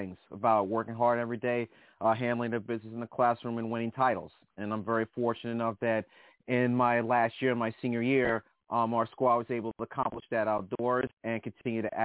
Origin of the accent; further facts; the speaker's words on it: Hempstead, New York, United States; I am from Hempstead, New York.